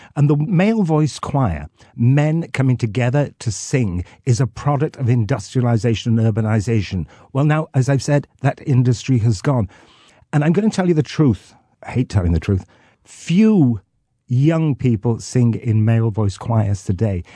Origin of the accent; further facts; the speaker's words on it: North Wales, United Kingdom; I'm from North Wales